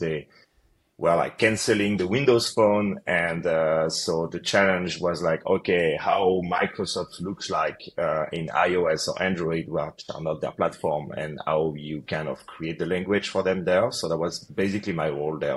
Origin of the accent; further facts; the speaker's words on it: Paris, Île-de-France, France; moved away as an adult; also born or lived in United States; So I'm originally from France, from Paris.